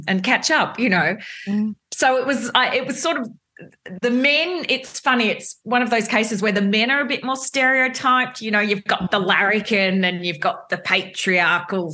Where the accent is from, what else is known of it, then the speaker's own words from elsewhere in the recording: Melbourne, Victoria, Australia; I'm a Melbourne girl